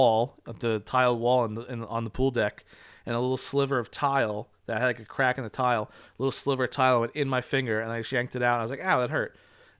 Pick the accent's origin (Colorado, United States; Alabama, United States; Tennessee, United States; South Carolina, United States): Alabama, United States; I'm 16, and I'm from Alabama.